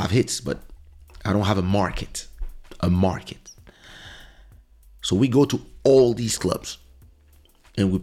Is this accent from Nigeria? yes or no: no; France; We are from France. We don't speak Portuguese